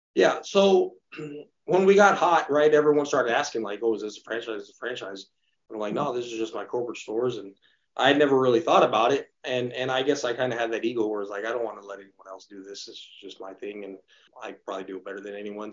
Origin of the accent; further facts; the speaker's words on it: Redlands, California, United States; my hometown of Redlands